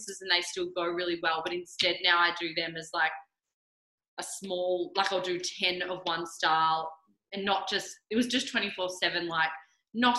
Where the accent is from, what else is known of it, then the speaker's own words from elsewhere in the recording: Mornington Peninsula, Victoria, Australia; also born or lived in Canada / Melbourne / Torquay; grew up here